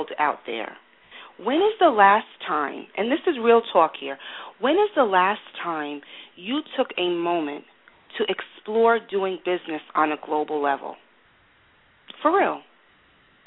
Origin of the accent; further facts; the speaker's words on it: United States; I'm American